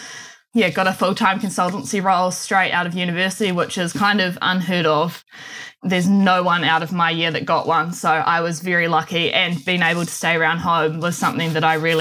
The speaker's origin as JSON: {"language": "English", "region": "Manawatū-Whanganui", "country": "New Zealand", "tie": "born or raised there", "said": "So I grew up in the Manawatu, born and bred here and still currently live here."}